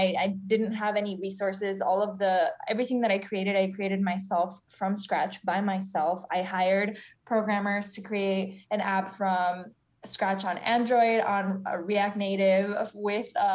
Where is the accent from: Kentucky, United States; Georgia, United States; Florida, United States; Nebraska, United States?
Florida, United States; South; moved away as an adult; also born or lived in Argentina; now in New York City, United States; I'm from South Florida